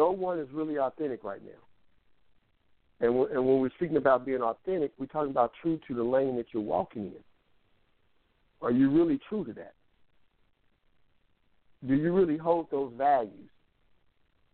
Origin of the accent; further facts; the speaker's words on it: Kansas City, United States; the mindset that I grew up with in Kansas City